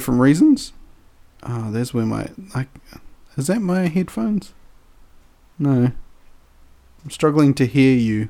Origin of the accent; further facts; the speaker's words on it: New Zealand; New Zealanders being Kiwis, we're not saying we're fruit.